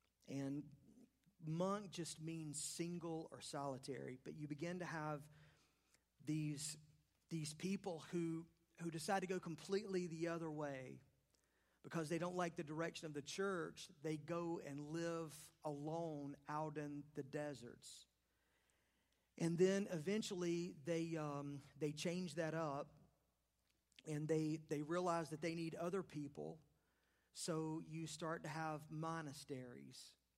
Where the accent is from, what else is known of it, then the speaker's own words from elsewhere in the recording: the South, United States; I grew up in the South. I grew up in the Bible Belt. I like to say the buckle of the Bible Belt.